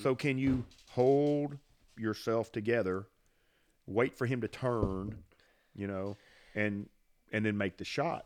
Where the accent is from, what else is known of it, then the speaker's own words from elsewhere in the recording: Franklin County, Mississippi, United States; I grew up in Franklin County. Actually, I live in the house that I grew up in.